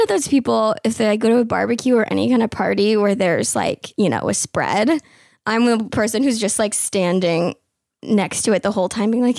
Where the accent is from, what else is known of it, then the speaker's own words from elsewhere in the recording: San Jose, California, United States; moved away as an adult; now in Los Angeles, United States; my hometown, San Jose, California